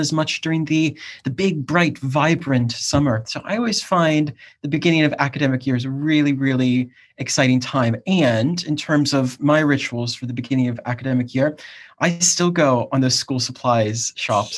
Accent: Cleveland, Ohio, United States; also born or lived in South East England; now in United Kingdom; I'm from Cleveland, Ohio originally

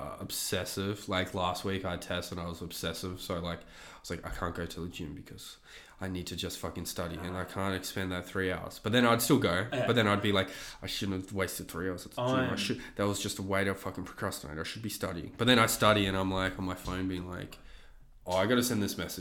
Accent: Canada; Canadian. I'm a Canadian comedian.

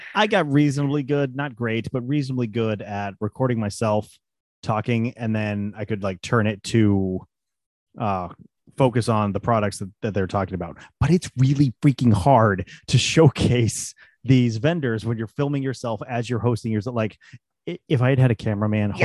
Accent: Colorado, United States; moved away; where we grew up in Colorado

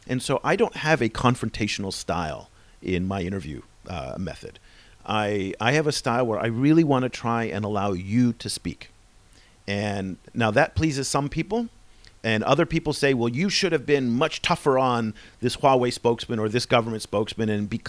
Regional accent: United States; Even though he's South African and I'm American, we're both white guys

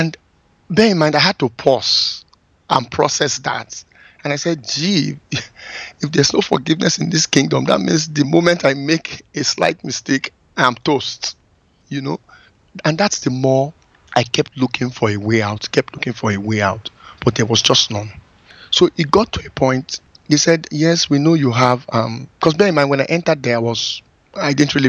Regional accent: Benin City, Edo, Nigeria; moved away as an adult; also born or lived in Lagos, Nigeria / Brooklyn, United States; I go to my hometown, which is like 200 miles from Lagos, a place called Benin City

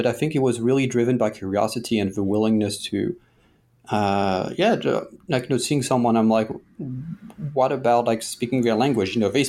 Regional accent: Paris, Île-de-France, France; Like I grew up in Paris, and you know, Paris is one of the most visited cities in the world, at least before COVID.

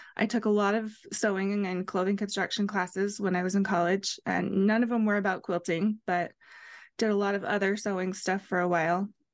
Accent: Ohio, United States; now in Utah, United States; I grew up in Ohio, and I live in Utah now

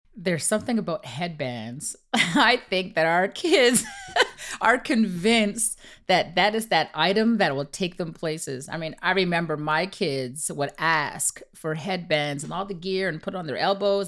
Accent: Canada; My kids and myself, we were raised in Canada

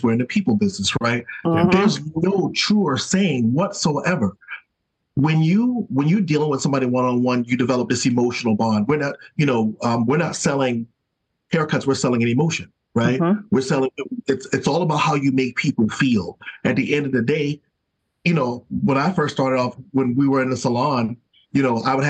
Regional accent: South Carolina, United States; now in Detroit, United States; I'm from South Carolina, that's the South talking

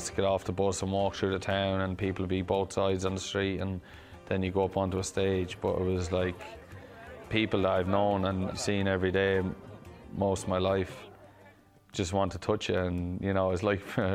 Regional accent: Clara, County Offaly, Ireland; born or raised there

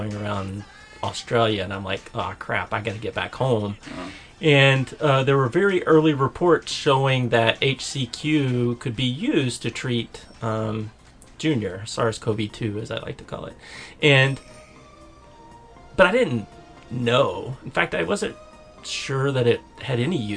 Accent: Chattanooga, Tennessee, United States; born or raised there; moved away

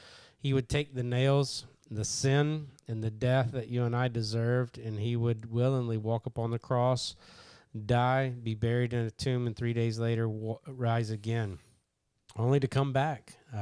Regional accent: Kentucky, United States; Yeah, I'm a redneck from Kentucky, and I barely speak English

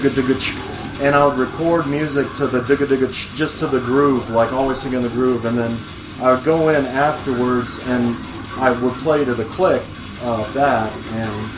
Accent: Quad Cities, United States; moved away as an adult; also born or lived in Carbondale, Illinois; I was moving from Carbondale to back home to the Quad Cities

